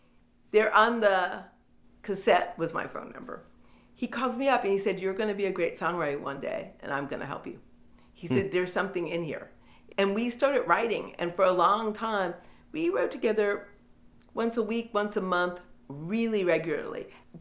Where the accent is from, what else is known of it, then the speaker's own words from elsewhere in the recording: Detroit, Michigan, United States; Like, I come from Detroit. I'm as gritty as any of you.